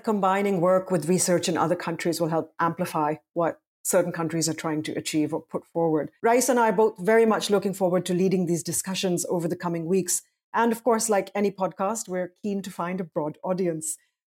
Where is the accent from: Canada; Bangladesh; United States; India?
India; my home country, India